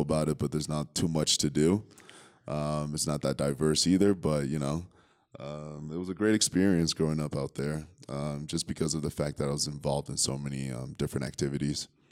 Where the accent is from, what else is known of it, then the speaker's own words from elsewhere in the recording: Concord, New Hampshire, United States; also born or lived in Liberia / Connecticut / New York; Concord, New Hampshire is where I grew up